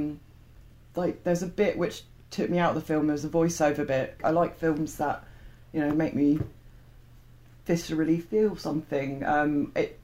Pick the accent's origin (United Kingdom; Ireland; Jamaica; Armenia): United Kingdom; I'm too British